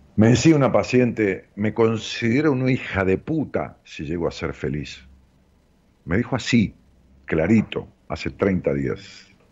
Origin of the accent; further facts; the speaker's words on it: Ramos Mejía, Buenos Aires Province, Argentina; mi pueblo, de allá de Ramos Mejía, donde yo nací.